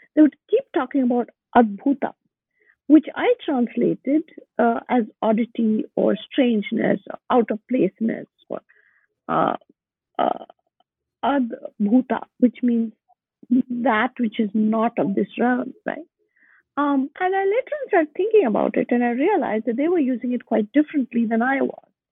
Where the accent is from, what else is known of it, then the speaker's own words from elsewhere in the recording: Bangalore, Karnataka, India; moved away as an adult; also born or lived in Boston, United States; My hometown is Bangalore